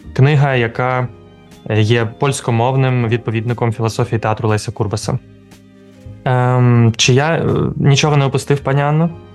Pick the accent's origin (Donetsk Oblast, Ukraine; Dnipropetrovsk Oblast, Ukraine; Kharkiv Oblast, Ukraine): Kharkiv Oblast, Ukraine; Kharkiv; moved away; все дитинство і юність провів в кількосот метрах від будинку слова